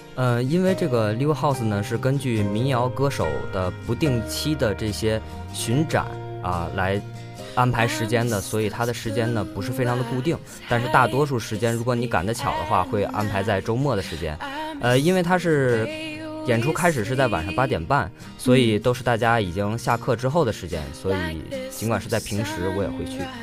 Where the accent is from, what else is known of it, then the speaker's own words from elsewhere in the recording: Beijing, China; now in Jinhua, China; 因为我家是北京的